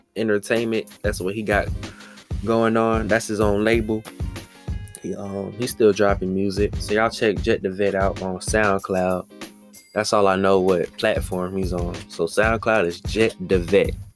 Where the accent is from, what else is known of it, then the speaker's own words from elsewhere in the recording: Washington, District of Columbia, United States; my hometown, Washington DC.